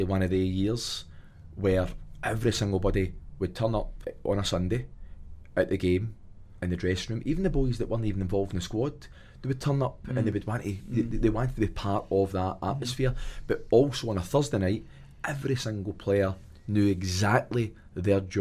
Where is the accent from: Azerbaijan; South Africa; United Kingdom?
United Kingdom; Clydebank, Scotland; moved away; When I was like 16, 17 in my house in Drumrye or Claybank